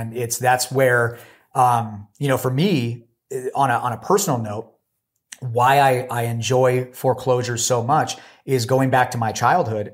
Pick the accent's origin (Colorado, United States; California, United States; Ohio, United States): California, United States; Los Angeles; moved away; also born or lived in Washington; I was actually from Los Angeles